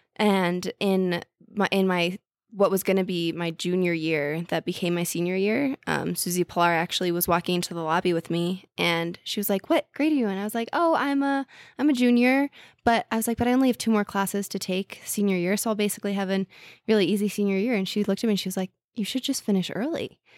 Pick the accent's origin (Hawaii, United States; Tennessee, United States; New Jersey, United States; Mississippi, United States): New Jersey, United States; Princeton; now in New York City, United States; I'm from Jersey.